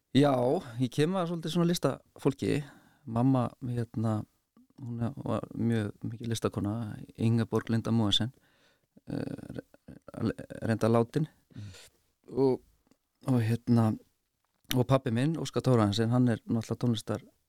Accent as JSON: {"language": "Icelandic", "town": "Reykjavík", "region": "Capital Region", "country": "Iceland", "tie": "born or raised there", "said": "er uppalinn í Reykjavík í 101 og er þar enn"}